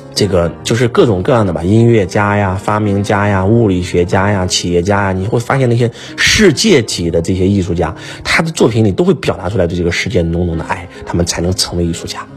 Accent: China; 我们中国人

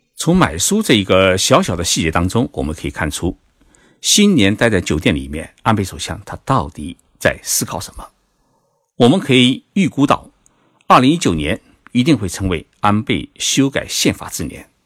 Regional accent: China; 对于我们中国人来说

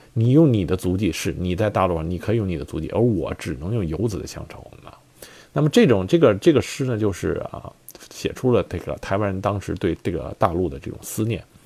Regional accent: China; 我们大陆这边

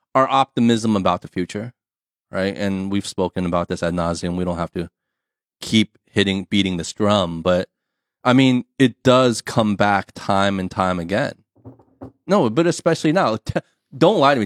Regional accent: United States; first language English; now in China; my mother tongue is English, my background, my culture, right? We we come from the states.

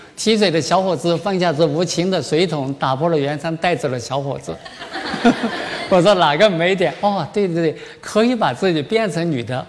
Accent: China; 我们中国人

